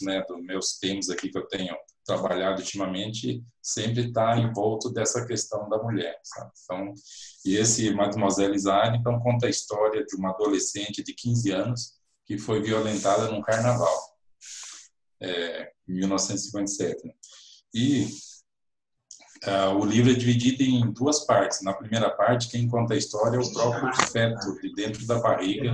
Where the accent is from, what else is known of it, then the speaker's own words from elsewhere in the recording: Cascavel, Paraná, Brazil; moved away as an adult; also born or lived in United States; now in Londrina, Brazil; saí lá da minha terra de Cascavel para vir aqui para o norte do Paraná